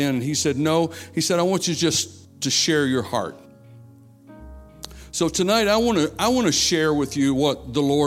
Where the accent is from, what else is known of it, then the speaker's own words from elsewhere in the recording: South Carolina, United States; moved away; I'm from South Carolina, where Pastor Allen is. We grew up together, going to youth camp together